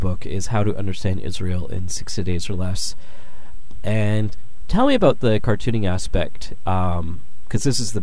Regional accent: Canada; as a Canadian

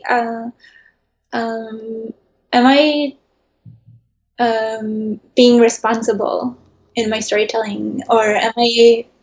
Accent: Netherlands; also born or lived in New York, United States; Even when I was a kid, I, I grew up in the Netherlands and in New York.

